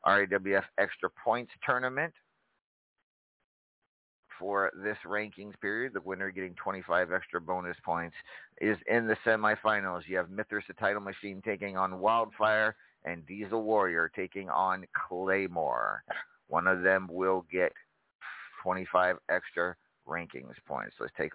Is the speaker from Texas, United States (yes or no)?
yes; Texas, United States; a few special appearances in my home state, the great state of Texas, and I'm unable to be there.